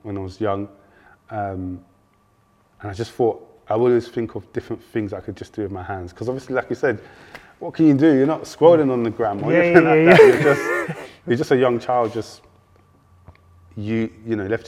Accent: London, United Kingdom; I grew up in South London originally, so I'm a West boy, but my South boy. I grew up in Champion Hill, like Dulwich

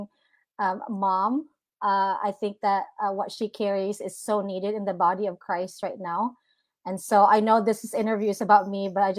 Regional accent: Philippines; now in Redding, United States; I was born and raised in the Philippines, and to be here in the United States, I've been in Redding, California for 15 years

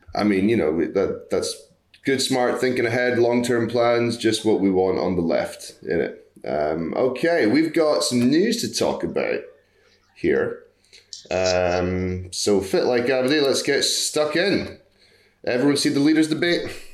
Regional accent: United States; I am American for my sins.

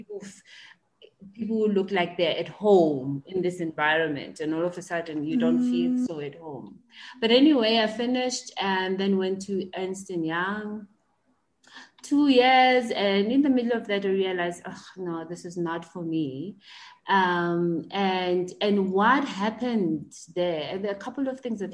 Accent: Mamelodi, Gauteng, South Africa; I was born and raised in Mamelodi

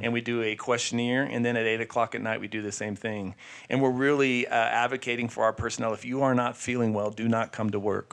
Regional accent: Sierra Vista, Arizona, United States; I grew up in Sierra Vista

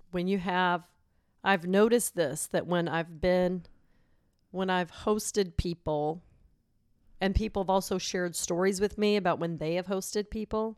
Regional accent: Silsbee, Texas, United States; now in San Antonio, United States; My mom's in town this week visiting from Silsbee, Texas, my hometown.

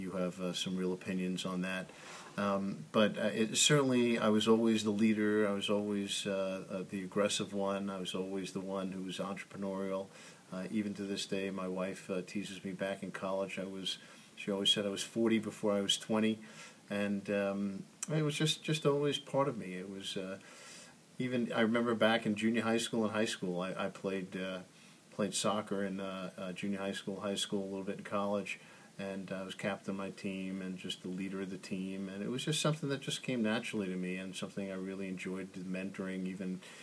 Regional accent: Oceanside, New York, United States; moved away as an adult; also born or lived in Washington; Grew up on Long Island, Oceanside, known for Nathan's Hot Dogs.

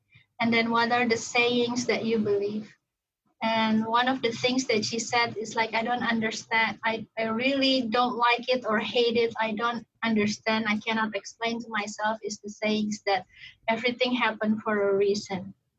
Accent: Indonesia; English is a second language; moved away as an adult; also born or lived in Singapore; now in United States; I was born and raised a Muslim. Originally, I'm from Indonesia. I have lived in the U.S. for over, this February would be 22nd. So still half of my life I lived outside the US, in Asia, Indonesia, and Singapore.

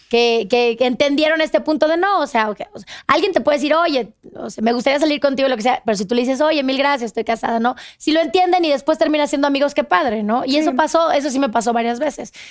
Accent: Mexico; ya habías dicho que sí, vengo de México

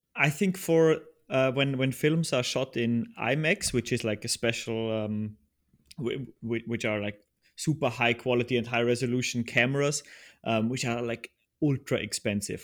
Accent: Upper Austria, Austria; moved away as an adult; now in Vienna, Austria; I'm originally from Austria and still, still live here. Uh, I'm from the countryside of Upper Austria

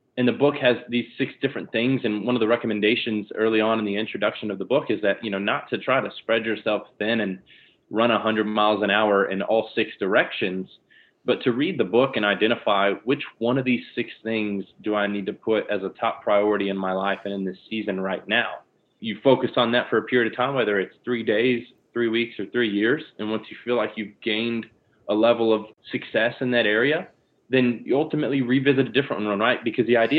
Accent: Lakeland, Florida, United States; moved away as an adult; now in Jacksonville Beach, United States; born and raised in Lakeland, Florida, which is Central Florida, near Orlando and Tampa

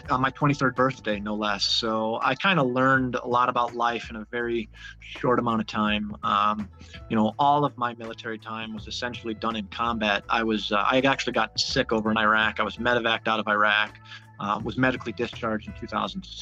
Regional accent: Buffalo, New York, United States; moved away; I grew up in Buffalo, New York

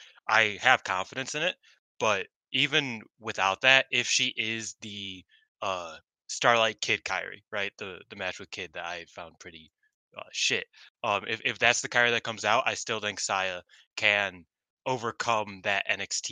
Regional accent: United States; I'm an American

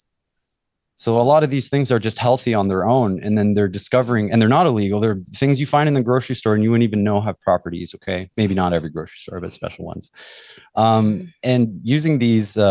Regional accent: Canada; moved away as an adult; now in Mexico; growing up in Canada. That's where I'm from

